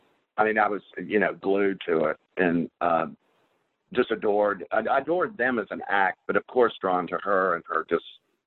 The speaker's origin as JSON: {"language": "English", "town": "Charlotte", "region": "North Carolina", "country": "United States", "tie": "born or raised there", "also_born_or_lived": "West Hollywood", "moved": "as an adult", "said": "I was born and raised in Charlotte, North Carolina. I'm back in Charlotte, North Carolina."}